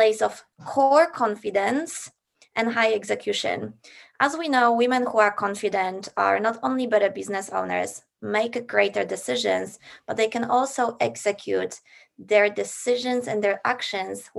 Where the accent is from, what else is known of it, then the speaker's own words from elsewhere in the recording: Poland; moved away as an adult; now in Australia; I grew up in Poland